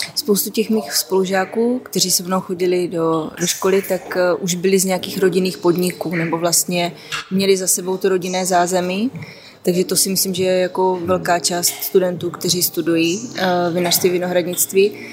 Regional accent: South Moravian Region, Czechia; já pocházím z Jižní Moravy, takže vlastně víno jako vlastně kulturní nápoj je tam už úplně od malička

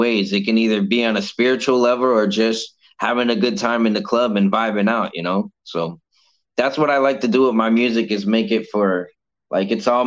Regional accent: Cape Coral, Florida, United States; Cape Coral itself is like a retirement place

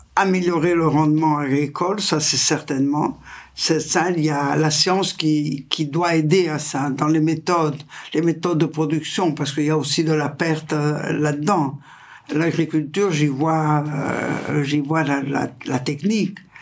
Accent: Italy; French is a second language; je suis italienne et je suis dans la région du Pau, qui est le fleuve le plus important d'Italie

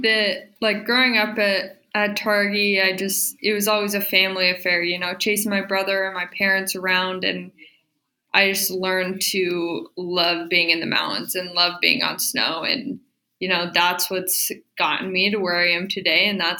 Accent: Alta, Wyoming, United States; growing up, I definitely thought I owned the place. Me and my brother definitely thought that we ran the show up there. But it's a small town.

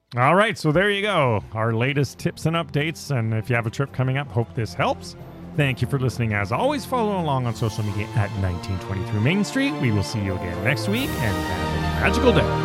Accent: Canada; We're from Canada

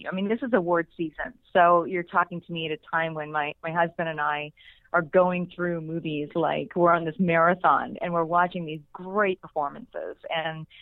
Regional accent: Pittsburgh, Pennsylvania, United States; moved away; I'm still just this little girl from outside of Pittsburgh, Pennsylvania in my mind. but that's where I'm from

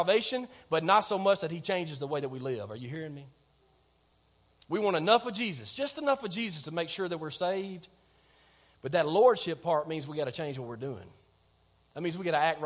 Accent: Clements, Alabama, United States; I'm from Clements

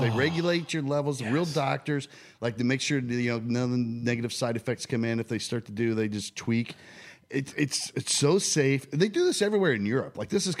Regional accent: Shelbyville, Indiana, United States; I grew up in Shelbyville, Indiana.

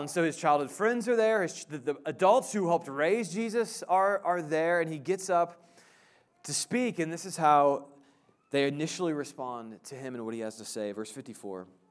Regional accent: Indiana, Midwest, United States; also born or lived in Illinois; now in Kansas, United States; I grew up in the Midwest, Indiana, Illinois

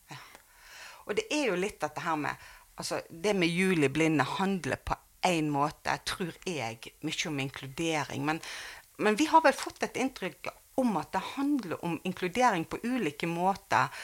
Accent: Bergen, Vestland, Norway; Jeg vokste jo opp her i Bergen

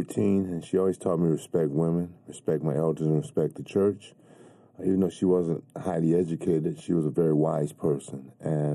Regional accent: Los Angeles, California, United States; I grew up in Watts, and that's a place where you can't mince words

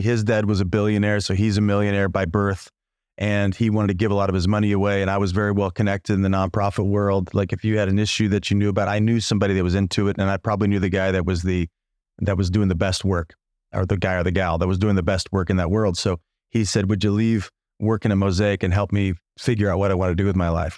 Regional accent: Illinois, United States; moved away as an adult; also born or lived in Chicago / Los Angeles; I was from the no, middle of nowhere in Illinois. Small town, eight thousand people in my hometown

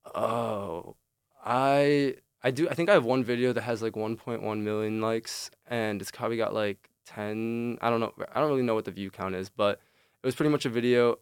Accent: Chicago, Illinois, United States; moved away as an adult; now in East Lansing, United States; I'm originally from Chicago.

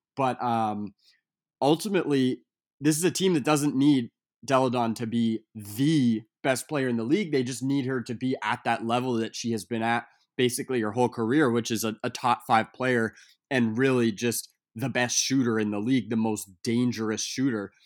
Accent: Portland, Maine, United States; now in Brooklyn, United States; here in Portland, Maine, my, uh, my hometown

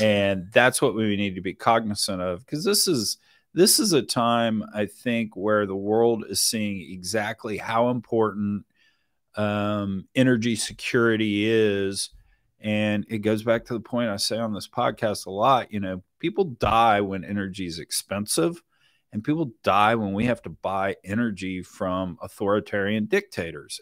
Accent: Richmond, Texas, United States; I grew up down in Richmond, Texas

